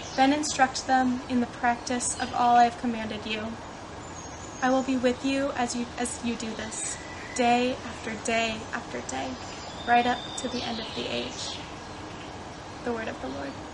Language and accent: English; Indiana, United States; moved away; I'm from Indiana in the United States